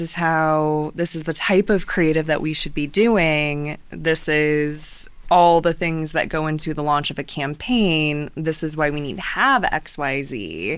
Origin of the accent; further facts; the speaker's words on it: New Haven, Indiana, United States; I am from New Haven originally